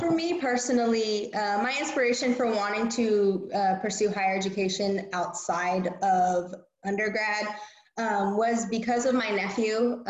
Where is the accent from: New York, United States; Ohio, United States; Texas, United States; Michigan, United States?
Texas, United States; Corpus Christi; also born or lived in North Carolina; now in Houston, United States; Then I moved back home to Corpus Christi